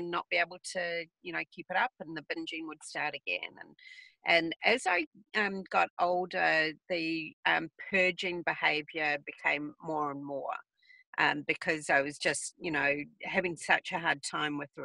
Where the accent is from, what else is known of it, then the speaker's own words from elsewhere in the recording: New Zealand; moved away; I'm from New Zealand originally